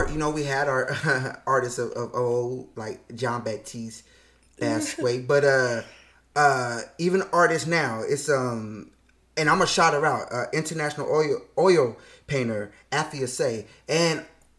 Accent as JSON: {"language": "English", "town": "Los Angeles", "region": "California", "country": "United States", "said": "I'm from"}